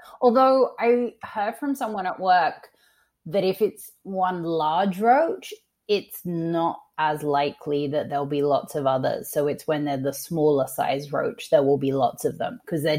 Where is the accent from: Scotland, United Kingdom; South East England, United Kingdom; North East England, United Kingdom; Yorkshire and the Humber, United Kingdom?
South East England, United Kingdom; So I'm from just outside of London. My parents are from London. As a child, I grew up in just outside of London in a county called Surrey and had a very neutral accent.